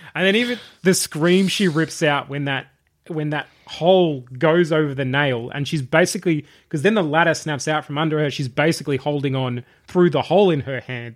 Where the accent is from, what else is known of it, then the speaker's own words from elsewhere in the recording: Traralgon, Victoria, Australia; I grew up in Terralgan in the country.